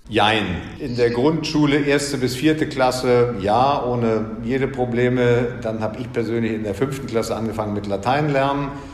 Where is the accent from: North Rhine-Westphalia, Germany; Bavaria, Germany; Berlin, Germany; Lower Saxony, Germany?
Berlin, Germany; accent: Berlinerisch; moved away as an adult; also born or lived in Frankfurt am Main; Ich bin in Frankfurt am Main geboren und als ich sechs war, zogen meine Eltern nach Berlin. Insofern bin ich in Berlin aufgewachsen